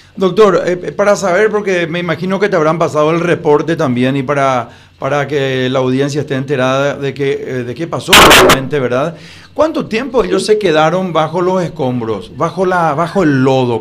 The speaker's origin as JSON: {"language": "Spanish", "country": "Paraguay", "said": "como paraguayo"}